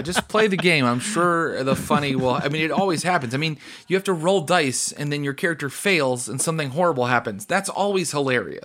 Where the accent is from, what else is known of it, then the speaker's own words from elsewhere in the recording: West Virginia, United States; where I grew up, West Virginia